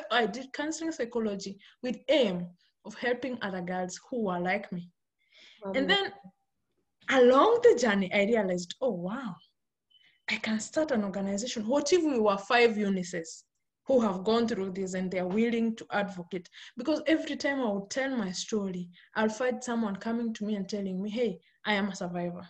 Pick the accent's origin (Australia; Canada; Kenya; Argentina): Kenya; I'm born and brought up in Kenya. Kenya is in Africa. And I grew up in the village.